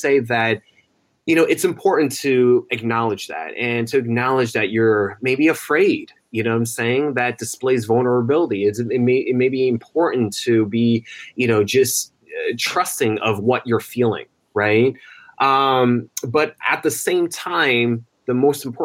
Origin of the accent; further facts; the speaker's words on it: New Jersey, United States; in the town that I was born in New Jersey